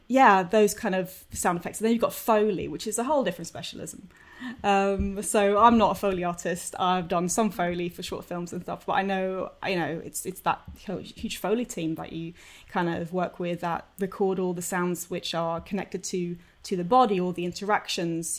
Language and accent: English; Sweden; moved away as an adult; also born or lived in London; I'm from Sweden originally. I came over in two thousand and one to study